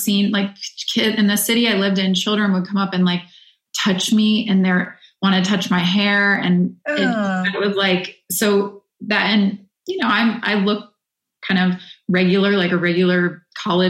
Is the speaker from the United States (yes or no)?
yes; Midwest, United States; I grew up in the Midwest, so just very regular kind of growing up